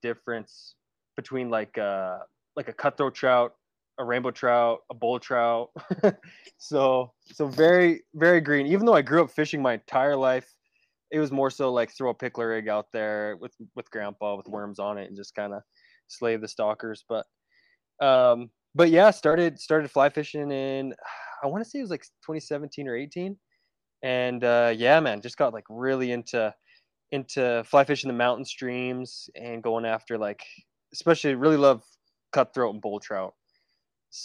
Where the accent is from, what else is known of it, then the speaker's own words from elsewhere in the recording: Southern Alberta, Canada; I grew up in Southern Alberta, kind of like right on the Rockies